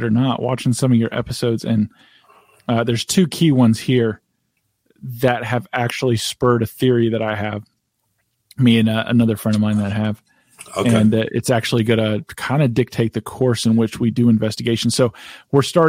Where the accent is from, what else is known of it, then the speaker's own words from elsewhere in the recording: Appalachia, United States; my hometown in Appalachia. So it's, you know, in a mountainous small town area.